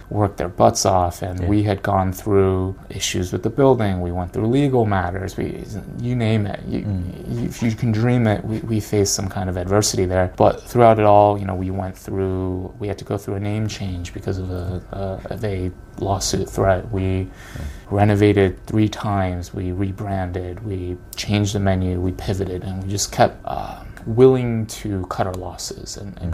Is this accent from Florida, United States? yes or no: no; Connecticut, United States; I'm growing up in Connecticut.